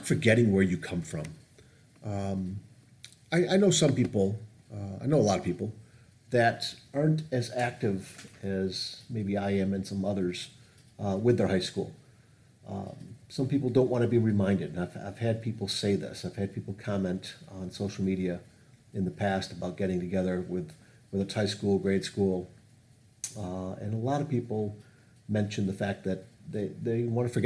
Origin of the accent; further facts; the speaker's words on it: Northville, Michigan, United States; It's Northville where I grew up